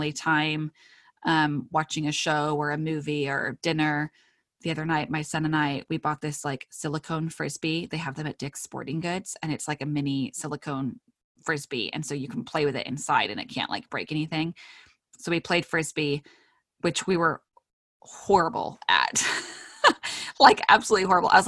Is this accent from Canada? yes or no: no; United Kingdom; I am British